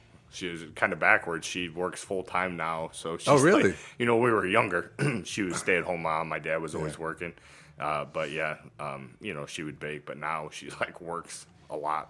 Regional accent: Cygnet, Ohio, United States; I grew up in Cygnet.

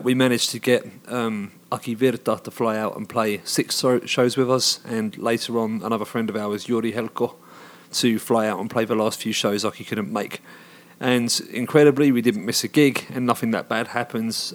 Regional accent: Hoddesdon, East of England, United Kingdom; moved away as an adult; now in Finland; where I grew up in Hoddesdon, back in the U K

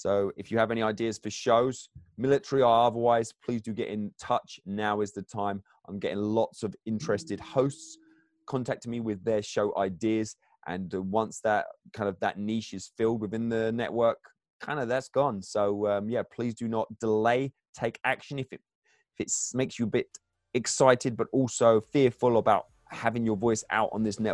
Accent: England, United Kingdom; I'm English

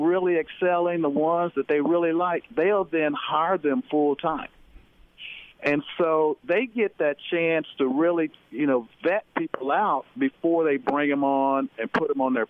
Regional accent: Denton, Texas, United States; I grew up in Denton, Texas, you know, small town.

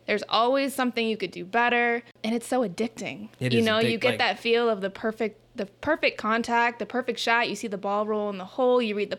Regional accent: Phoenix, Arizona, United States; The only girl, Phoenix, Arizona, born and raised.

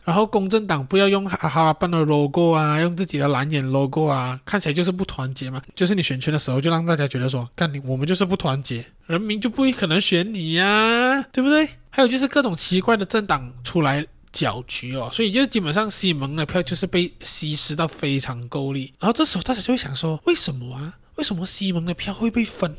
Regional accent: Johor, Malaysia; also born or lived in Kampar, Perak; 虽然我是一个洁碧人，但是我不是柔佛周旋民哦，因为我的地址呢是在Perak的干巴

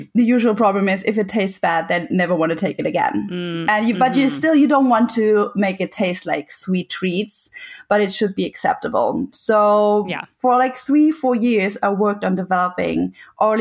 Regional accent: Germany; English is a second language; moved away as an adult; I am German

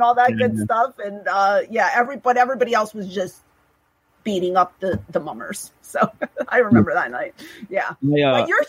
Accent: Philadelphia, Pennsylvania, United States; I grew up in Overbrook, mm-hmm. Around 65th and Calla Hill.

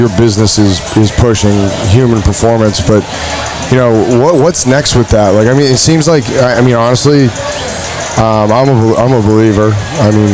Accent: Boston, Massachusetts, United States; I was born and raised there. So I've lived my whole life

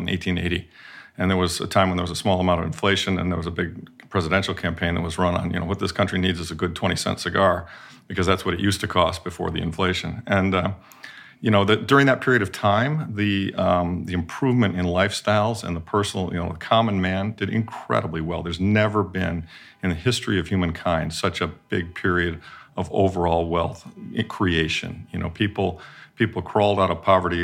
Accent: Midwest, United States; moved away; I grew up in the Midwest

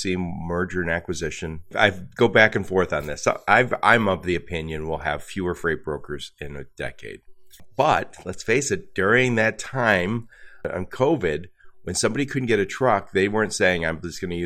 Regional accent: Midwest, United States; I'm from the Midwest

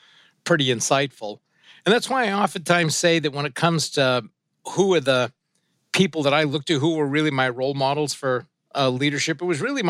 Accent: Suncook, New Hampshire, United States; first language French; English is a second language; we grew up in this kind of little old French-Canadian mill town in Suncook, New Hampshire

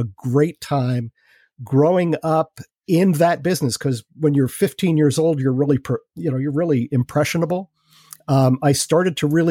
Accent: New York City, New York, United States; moved away as an adult; I grew up in Queens

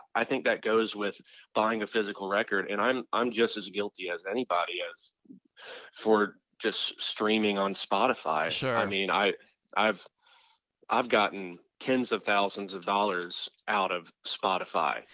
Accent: Tampa area, Florida, United States; in the Tampa area, about an hour east of Tampa.

